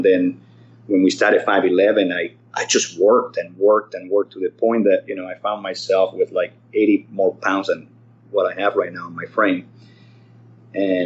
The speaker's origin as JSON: {"language": "English", "town": "Caracas", "region": "Capital District", "country": "Venezuela", "tie": "born or raised there", "moved": "as an adult", "lives_now": "Irvine, United States", "said": "I was born in Caracas, Venezuela. My dad was a Spanish immigrant from the Canary Islands. And my mother was a Venezuelan"}